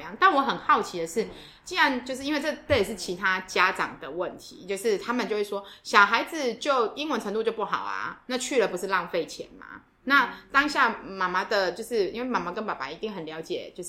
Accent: Taiwan; 我们从台湾来

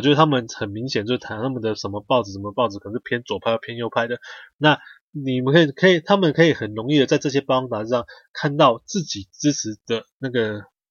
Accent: Taiwan; 我们台湾人的奴性就是很强

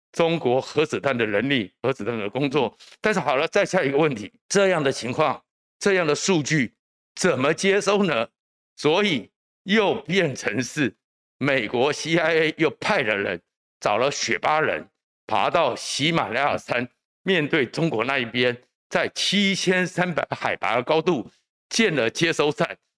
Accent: Taiwan; 我们台湾这边

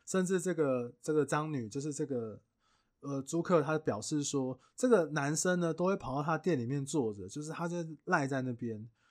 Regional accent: Taiwan; 我们台湾人

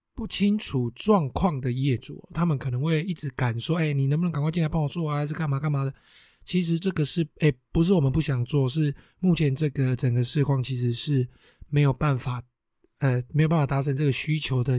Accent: Taiwan; 我们台湾人嘛，哦，就是会过新年哦，什么东西都要新的嘛

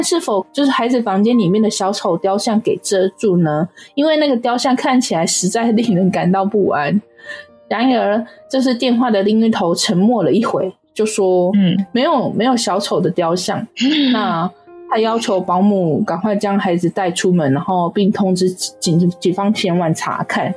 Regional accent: Taiwan; 我们台湾人

